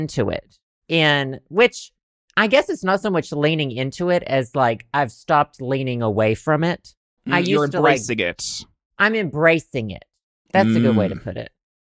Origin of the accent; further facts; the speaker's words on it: the South, United States; accent: Southern; I think I've begun to weaponize my Southern accent